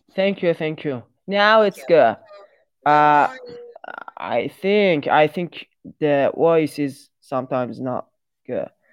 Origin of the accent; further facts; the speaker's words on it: Iran; English is a second language; I'm from Iran.